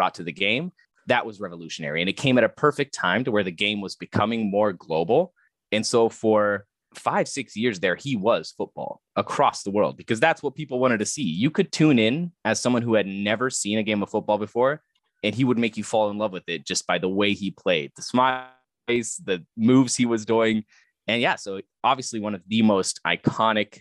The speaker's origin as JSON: {"language": "English", "country": "Germany", "tie": "born or raised there", "said": "Growing up in Germany"}